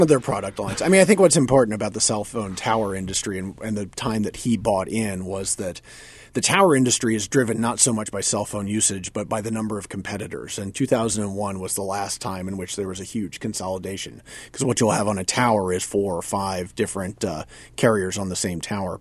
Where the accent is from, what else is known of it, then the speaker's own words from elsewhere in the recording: North Carolina, United States; moved away; I grew up in North Carolina